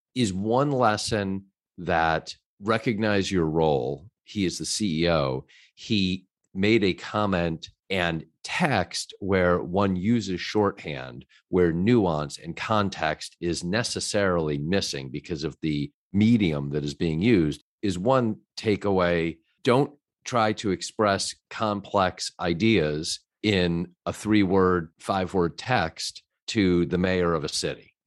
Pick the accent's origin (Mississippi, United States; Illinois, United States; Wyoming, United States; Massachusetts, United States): Illinois, United States; Chicago; I, too, am from Chicago